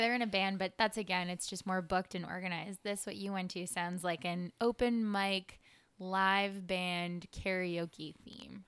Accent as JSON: {"language": "English", "town": "Los Angeles", "region": "California", "country": "United States", "moved": "yes", "lives_now": "New York, United States", "said": "I'm from Los Angeles"}